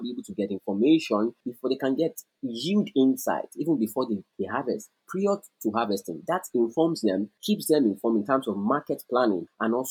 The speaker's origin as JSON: {"language": "English", "country": "Nigeria", "said": "I am a Nigerian, living and working in Nigeria"}